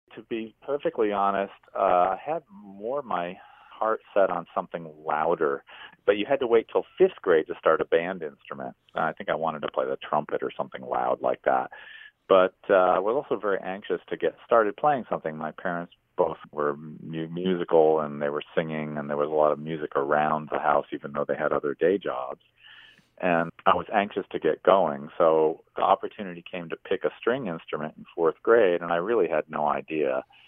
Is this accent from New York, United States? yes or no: yes; Binghamton, New York, United States; moved away as an adult; also born or lived in Endwell, New York / Vestal, New York; now in Montreal, Canada; I live in Montreal, Canada, and I was born and raised in the Triple Cities